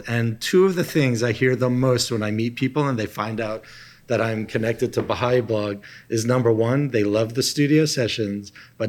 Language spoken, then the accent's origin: English; Papua New Guinea; I grew up with him in Papua New Guinea.